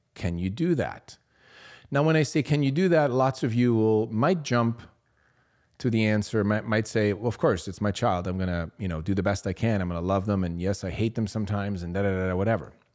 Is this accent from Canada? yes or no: no; Switzerland; I grew up in Switzerland, small town.